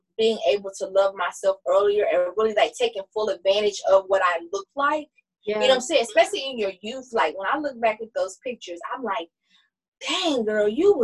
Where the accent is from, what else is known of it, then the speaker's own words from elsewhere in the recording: the South, United States; growing up in the South, you know, as a black person